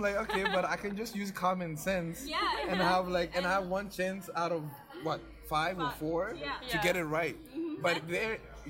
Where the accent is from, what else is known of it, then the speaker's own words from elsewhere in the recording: Guinea; English is a second language; also born or lived in Maryland, United States; now in United States; I went to Guinea, I grew up there, but I would come here like on vacations and stuff like that. In sixth grade, I came here for 1 year, a year and a half. So I did my sixth grade here.